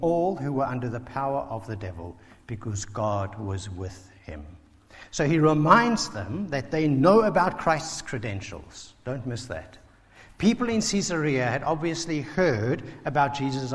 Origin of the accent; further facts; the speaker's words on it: South Africa; now in Basingstoke, United Kingdom; a South African who grew up under apartheid